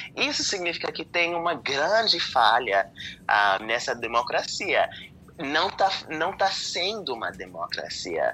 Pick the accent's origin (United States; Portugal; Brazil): United States; Pennsylvania; eu eu sou da, da Pensilvânia